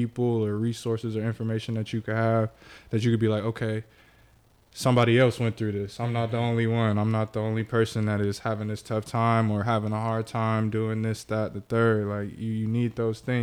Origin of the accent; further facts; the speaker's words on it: Carson, California, United States; I'm from Carson. Carson, okay. California